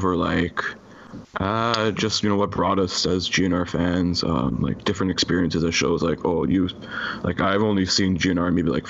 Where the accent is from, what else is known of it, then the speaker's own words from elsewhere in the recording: outskirts of Toronto, Ontario, Canada; Hailing from the outskirts of Toronto, Canada.